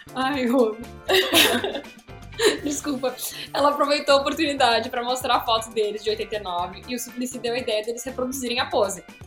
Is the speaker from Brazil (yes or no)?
yes; Rio Grande do Sul, Brazil; eu sou do Rio Grande do Sul